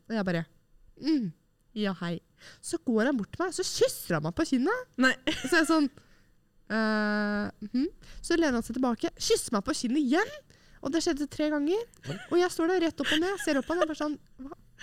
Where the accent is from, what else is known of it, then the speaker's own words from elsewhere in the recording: Oslo, Norway; moved away as an adult; mine nære og kjære hjemme i Oslo